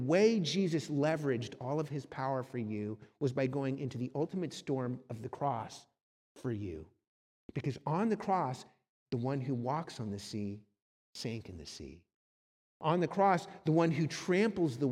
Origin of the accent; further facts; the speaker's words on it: Southern California, United States; also born or lived in Cleveland, Ohio; My family moved from Cleveland, Ohio to sunny Southern California